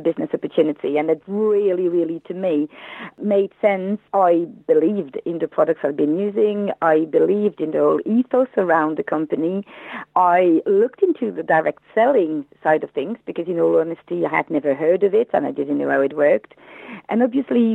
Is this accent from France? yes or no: yes; France; English is a second language; moved away as an adult; now in United Kingdom; You may have heard from my accent that I am not English. I moved in the UK 15 years ago from France, where I was a teacher